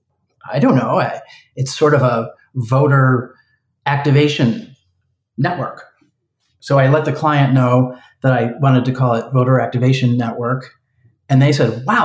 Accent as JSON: {"language": "English", "region": "Michigan", "country": "United States", "tie": "born or raised there", "also_born_or_lived": "Cambridge, Massachusetts / Washington, D.C.", "moved": "as an adult", "said": "I'm from Michigan. I grew up on a farm in Michigan"}